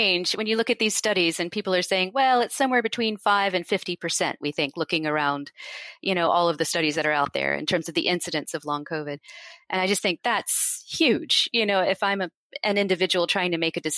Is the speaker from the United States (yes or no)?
yes; United States; now in United Kingdom; I'm from the United States